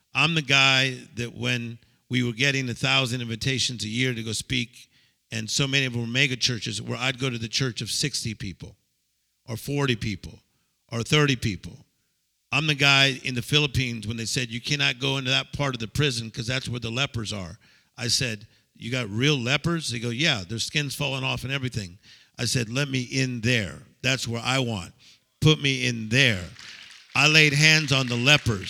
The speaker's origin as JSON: {"language": "English", "country": "United States", "said": "I'm from America"}